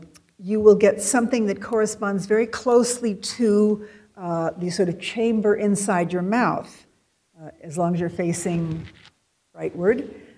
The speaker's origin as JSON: {"language": "English", "region": "West Coast", "country": "United States", "said": "because we're from the West Coast, and we can't tell them apart"}